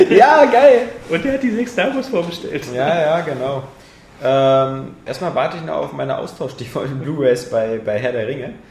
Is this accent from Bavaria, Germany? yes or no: yes; Bavaria, Germany; Weil ich komme aus Bayern und da sind Volksfeste und Bier ohne Ende gibt es auch bei euch.